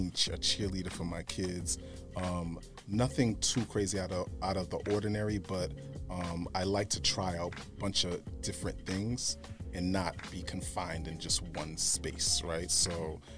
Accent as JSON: {"language": "English", "town": "Boston", "region": "Massachusetts", "country": "United States", "tie": "born or raised there", "also_born_or_lived": "Brooklyn, New York / Florida", "said": "Grew up in Boston, moved to Florida in like around elementary, middle school, then moved back to Boston in high school, college"}